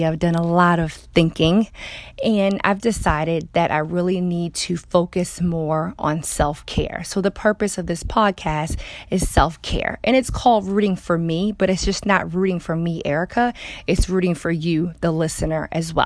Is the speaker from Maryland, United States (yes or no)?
yes; Baltimore, Maryland, United States; moved away as an adult; also born or lived in North Carolina / Georgia / California; I'm from Baltimore, Maryland